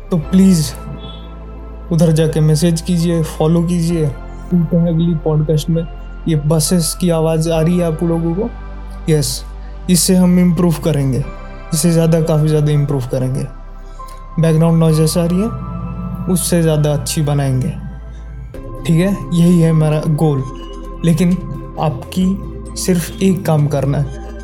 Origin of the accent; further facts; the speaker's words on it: India; Hindi is a second language; मैं एक बंगाली हूँ ठीक है शायद मेरी हिंदी इतनी अच्छी नहीं है बाकी लोगों से